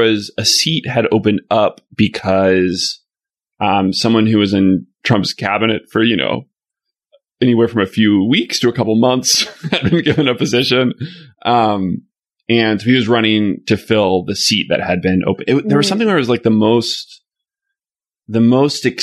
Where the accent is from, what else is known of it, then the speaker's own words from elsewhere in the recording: Arkansas, United States; now in Chicago, United States; I'm from Arkansas